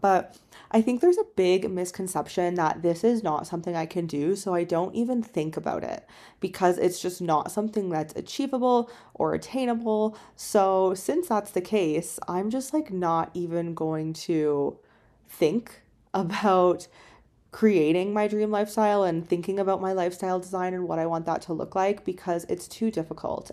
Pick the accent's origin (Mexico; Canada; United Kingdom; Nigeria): Canada; moved away as an adult; also born or lived in China; I'm in Canada, it's my home country